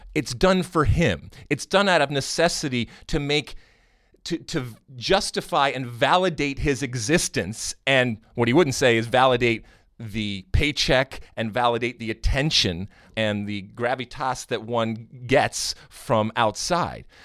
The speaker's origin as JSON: {"language": "English", "town": "Detroit", "region": "Michigan", "country": "United States", "tie": "born or raised there", "said": "I grew up in Michigan. I grew up in Detroit"}